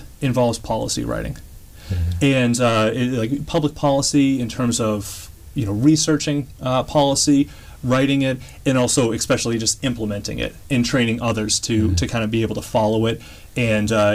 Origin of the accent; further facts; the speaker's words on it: Shrewsbury, Massachusetts, United States; also born or lived in Framingham, Massachusetts; now in Franklin, United States; I grew up in Shrewsbury